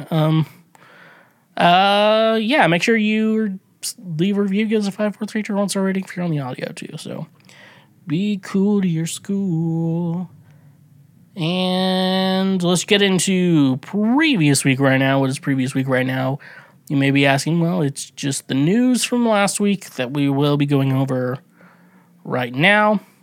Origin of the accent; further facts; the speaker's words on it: United States; I'm not from Kansas City, but I'm from around the area, you know, the, the Kansas City metro, the outside, I'm from, like, outside Kansas City